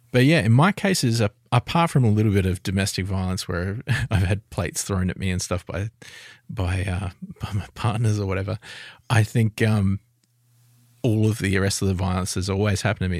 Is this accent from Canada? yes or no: no; Adelaide, South Australia, Australia; I'm from Adelaide.